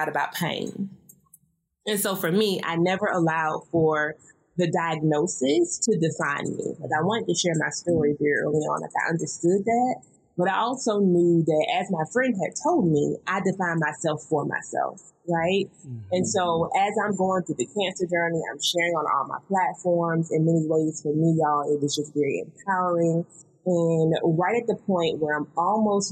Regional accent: the South, United States

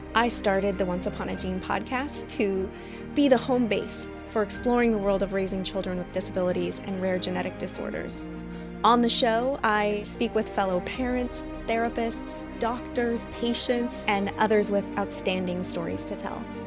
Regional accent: Missoula, Montana, United States; now in Seattle, United States; I'm originally from Missoula, Montana

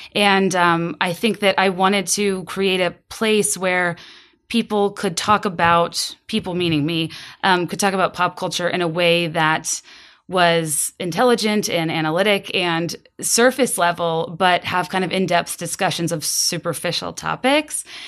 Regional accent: Virginia, United States; now in Chicago, United States; I'm from Virginia. I live in Chicago now.

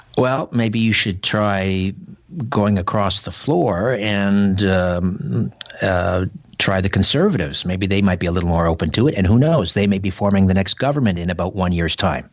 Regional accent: Brantford, Ontario, Canada; my hometown, Brantford, Ontario, on the beautiful Grand River.

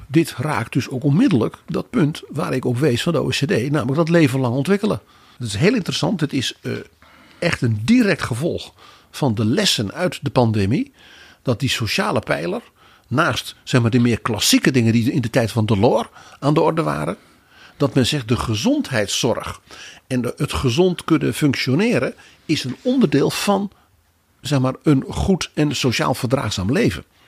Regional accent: Netherlands; ons als Hollanders

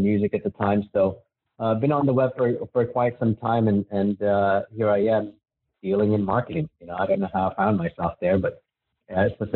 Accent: Manila, Metro Manila, Philippines; now in United States; I was born and raised in Manila in the Philippines. And I came to America, obviously, with my parents.

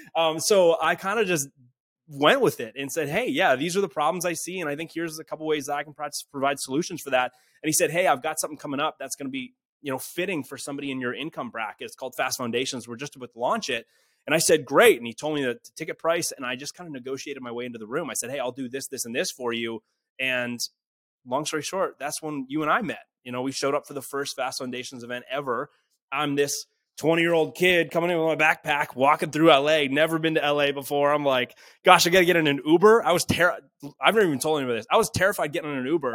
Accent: Canada; I'm from Canada. I'm from a small town.

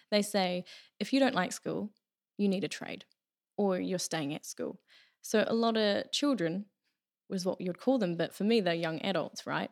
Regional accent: Taranaki, New Zealand; I'm originally from Taranaki here. I've always lived here.

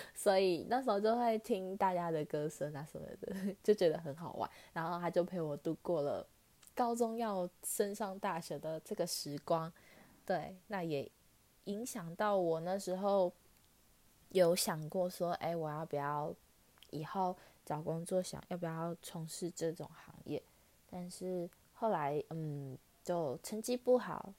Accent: Taichung, Taiwan; 我是台中人嘛

